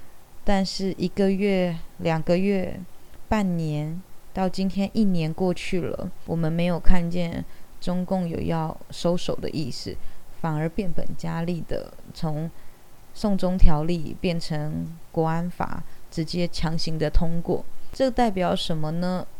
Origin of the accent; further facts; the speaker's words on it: Taiwan; 所以，我觉得身为台湾人，我们更加不能缺席。